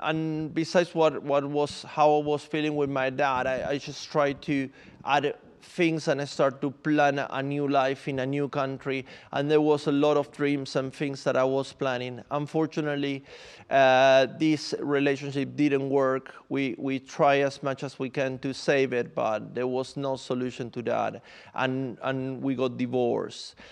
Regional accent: Buenos Aires, Argentina; English is a second language; moved away as an adult; also born or lived in Santiago, Chile; now in London, United Kingdom; So I'm from Argentina. I'm from Buenos Aires, and then I moved to Santiago, Chile, um, many years ago already

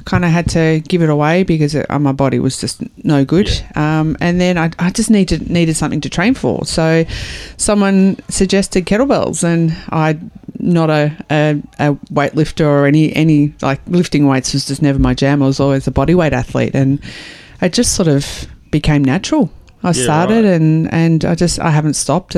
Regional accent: Australia

